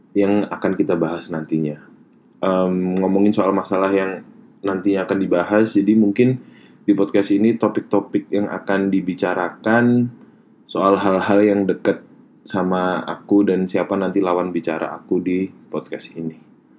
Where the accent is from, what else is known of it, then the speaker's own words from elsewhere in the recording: Surakarta, Central Java, Indonesia; moved away as an adult; now in Australia; aku berasal dari Solo, Jawa Tengah